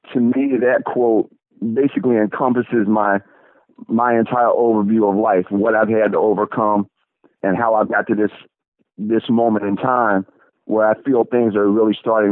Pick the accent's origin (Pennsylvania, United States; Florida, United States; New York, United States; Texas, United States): Florida, United States; Daytona Beach; also born or lived in St. Petersburg, Florida; I was actually born and raised in Daytona Beach